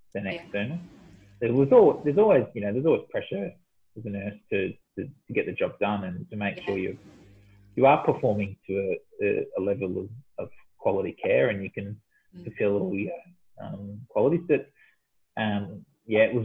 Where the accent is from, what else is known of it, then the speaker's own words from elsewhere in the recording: Victoria, Australia; moved away as an adult; also born or lived in Perth; I moved back from Perth, back home to Victoria